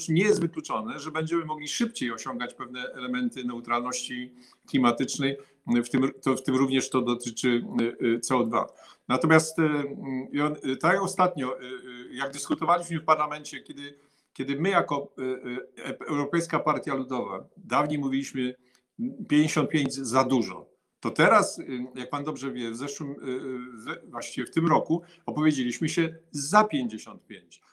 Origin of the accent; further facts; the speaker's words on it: Rybnik, Silesian Voivodeship, Poland; Ja jestem Polakiem, Y, y, y, urodzonym na, na Śląsku, z rodziców, którzy na pewno nie są Ślązakami